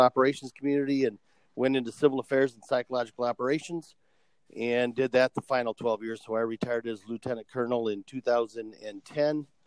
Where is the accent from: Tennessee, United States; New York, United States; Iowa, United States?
Iowa, United States; I was born and raised in Iowa